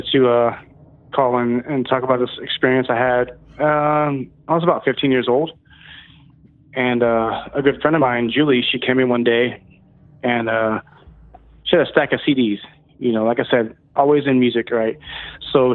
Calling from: Texas, United States; Calling from Texas.

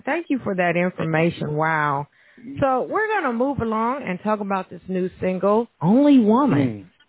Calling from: Evansville, Indiana, United States; And I am calling from Evansville, Indiana

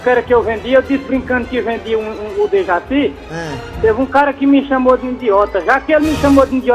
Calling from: São Paulo, Brazil; de São Paulo.

